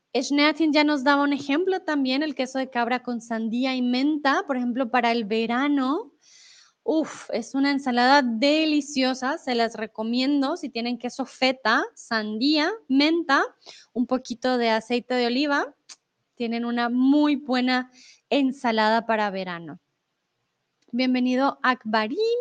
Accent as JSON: {"language": "Spanish", "region": "Bogotá", "country": "Colombia", "also_born_or_lived": "Mexico", "moved": "yes", "lives_now": "Germany", "said": "de donde yo vengo, de Bogotá"}